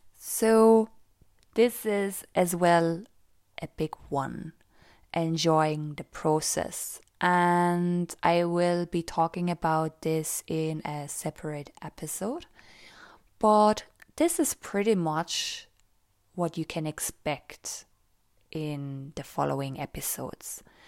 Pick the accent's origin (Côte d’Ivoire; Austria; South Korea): Austria; now in Cork, Ireland; I live in Cork, the south of Ireland, and I was born and raised in Austria, so I also speak German